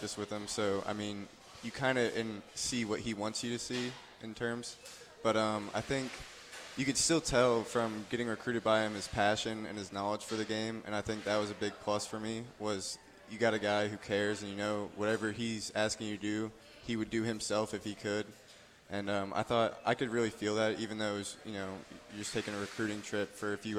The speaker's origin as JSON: {"language": "English", "town": "Brentwood", "region": "Tennessee", "country": "United States", "moved": "as an adult", "lives_now": "Dayton, United States", "said": "I'm from Brentwood, like you said, just south of Nashville"}